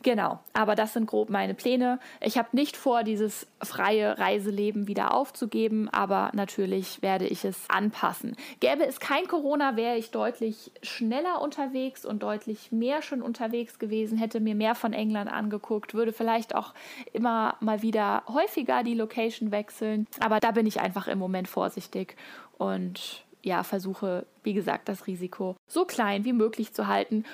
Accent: Hesse, Germany; ich komme aus Hessen

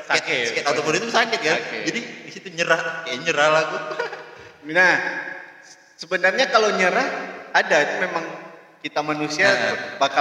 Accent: Padang, West Sumatra, Indonesia; also born or lived in Aceh; Jadi mereka ketemu di sana, kami lahir Terus ke di Padangnya pindah ke Padang tahun 2000 akhir saat konflik lagi

